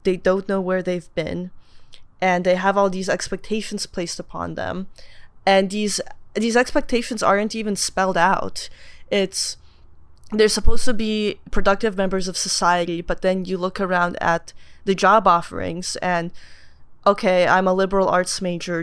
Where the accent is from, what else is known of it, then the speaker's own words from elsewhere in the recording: Moscow, Russia; moved away; I was born in Moscow